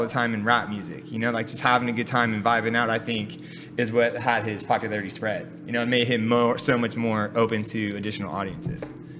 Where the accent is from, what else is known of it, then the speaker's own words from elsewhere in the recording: California, United States; For me, I think that one of the coolest things that I always take away from growing up here is how different of like environments, experiences, and people you can connect with in like a 10-minute car ride.